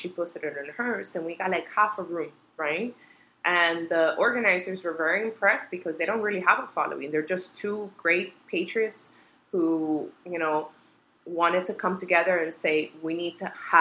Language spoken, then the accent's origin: English; Colombia; now in Miami, United States; I'm an immigrant, I'm a Latina, I was born in Colombia, I love my home country